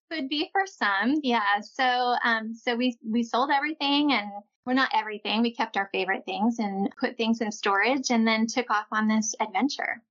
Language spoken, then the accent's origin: English; Midwest, United States; moved away as an adult; also born or lived in California; We're all from the Midwest